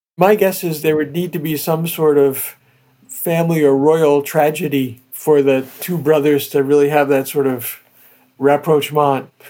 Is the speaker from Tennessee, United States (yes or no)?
no; New Jersey, United States; I grew up in New Jersey with all these old Italian families